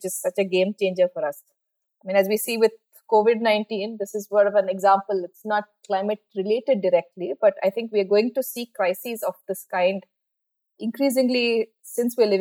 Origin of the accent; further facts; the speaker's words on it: Bangalore, Karnataka, India; I'm from Bangalore. And apart from a few years outside, I've lived in Bangalore most of my adult life.